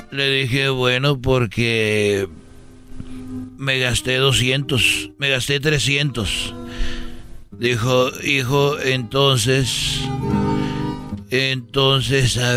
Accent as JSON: {"language": "Spanish", "town": "Huentitán", "region": "Jalisco", "country": "Mexico", "said": "porque yo soy de Huentitán. mi hijo. De ahí soy yo."}